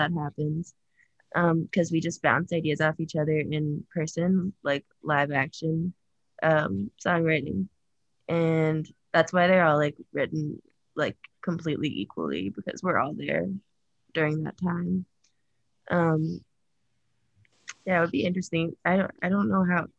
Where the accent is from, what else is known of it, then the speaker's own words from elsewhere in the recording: New York City, New York, United States; I grew up in New York City, but my mom and like her side of the family is all from Massapequa